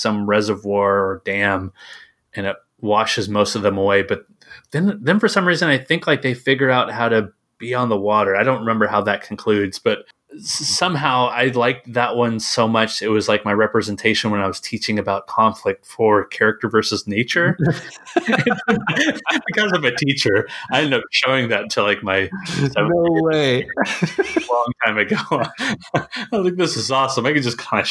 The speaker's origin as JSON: {"language": "English", "region": "Tennessee", "country": "United States", "tie": "born or raised there", "said": "I grew up in Tennessee"}